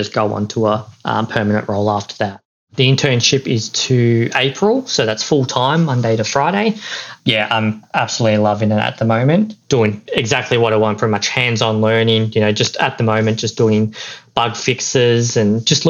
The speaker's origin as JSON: {"language": "English", "town": "Melbourne", "region": "Victoria", "country": "Australia", "said": "I'm from Melbourne"}